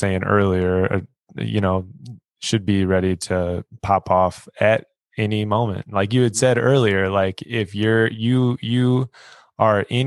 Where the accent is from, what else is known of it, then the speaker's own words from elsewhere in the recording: United States; me as an American